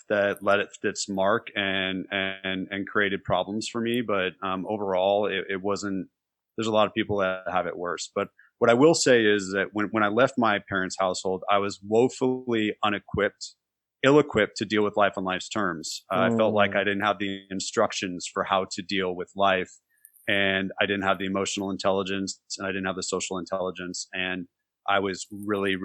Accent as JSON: {"language": "English", "region": "California", "country": "United States", "tie": "born or raised there", "also_born_or_lived": "Los Altos Hills, California / Los Angeles, California", "moved": "as an adult", "lives_now": "Nashville, United States", "said": "I'm from California. So, born in Los Altos Hills near Palo Alto before Silicon Valley, back when it was acres of cows and gravel road, and moved to Los Angeles and went back up north to college"}